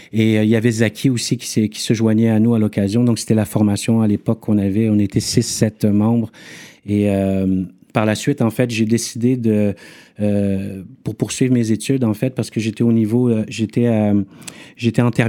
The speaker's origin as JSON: {"language": "French", "town": "Montreal", "region": "Quebec", "country": "Canada", "tie": "born or raised there", "also_born_or_lived": "Yaoundé, Cameroon", "said": "Je suis né à, je suis né à Yaoundé, {S1} qui est la capitale du Cameroun. Mhm. {S3} À l'âge de deux ans, j'ai déménagé à Montréal-Nord avec mes parents."}